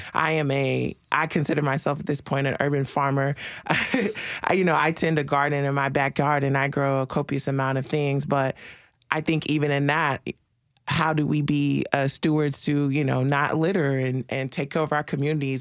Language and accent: English; Marshall, Texas, United States; moved away; I'm originally from Texas. Um, my family, on both sides of my family are six, seven generations in East Texas, Marshall, Texas.